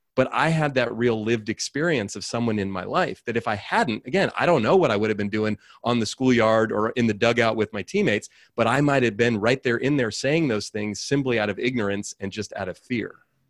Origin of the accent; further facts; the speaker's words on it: Oakland, California, United States; I grew up in Oakland, California, raised by a single mom